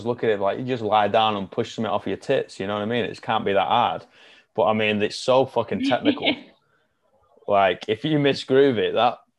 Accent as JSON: {"language": "English", "area": "the Northwest", "region": "North West England", "country": "United Kingdom", "moved": "yes", "said": "I'm from the Northwest, which is a massive, like, that's basically where rugby league started."}